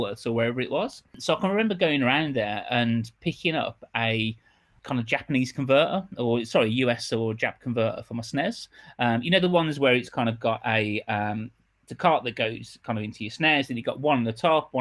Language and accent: English; Birmingham, West Midlands, United Kingdom; I grew up in Birmingham, hence the accent